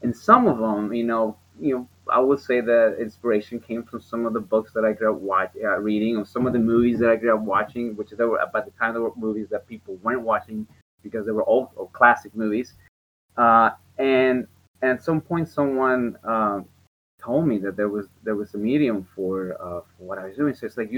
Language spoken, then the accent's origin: English; Mexico; And, you know, I grew up in Mexico and in an area that it was not particularly safe.